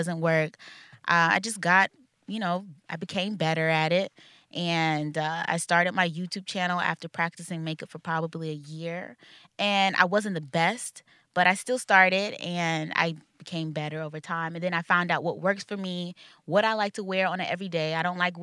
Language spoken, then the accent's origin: English; North Carolina, United States; moved away as an adult; now in New York City, United States; I'm from North Carolina, but I was living in South Carolina because I'm in the military as well.